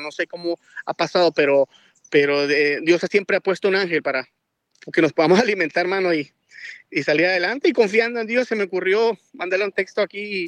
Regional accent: Guatemala; also born or lived in Miami, Florida; now in South Carolina, United States; soy de Guatemala. Tenemos más de 20 años acá en Estados Unidos

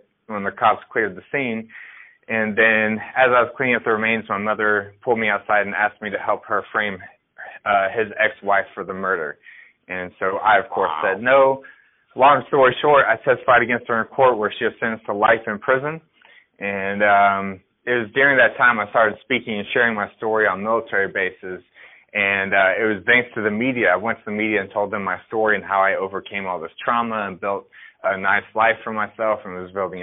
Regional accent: Dallas-Fort Worth area, Texas, United States; I grew up in the Dallas-Fort Worth area of Texas, mid-cities

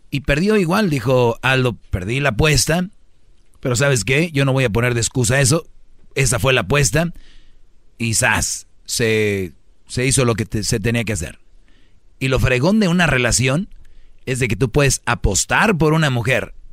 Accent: Michoacán, Mexico; somos michoacanos que pagan.

